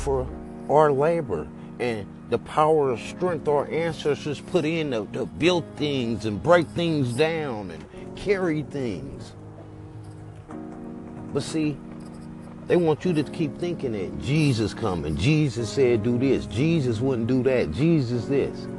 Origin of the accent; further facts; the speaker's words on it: Oakland, California, United States; I'm from the Bay Area, Oakland, California